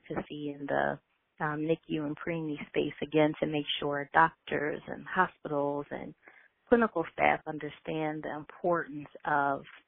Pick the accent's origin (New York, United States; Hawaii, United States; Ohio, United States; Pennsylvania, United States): Pennsylvania, United States; Philadelphia; a little girl growing up in West Philadelphia